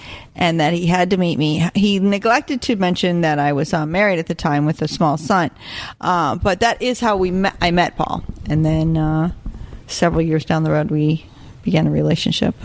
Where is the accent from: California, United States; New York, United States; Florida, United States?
Florida, United States; Boca Raton; also born or lived in Chicago, Illinois; I was born in Chicago, but I was raised in Boca.